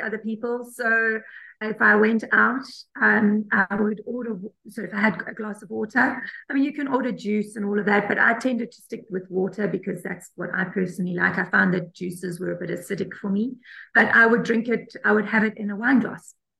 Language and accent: English; South Africa; I'm South African